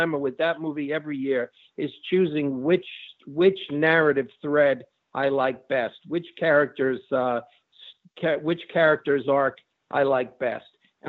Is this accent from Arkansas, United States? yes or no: no; New York, United States; I'm from New York.